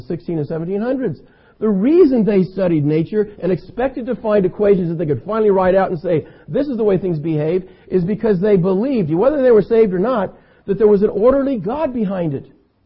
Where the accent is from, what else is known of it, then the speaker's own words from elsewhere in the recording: California, United States; I'm an American, I'm a Californian